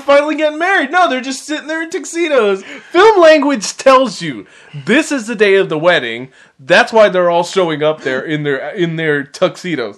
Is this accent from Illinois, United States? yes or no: no; San Francisco Bay Area, California, United States; I was born in San Francisco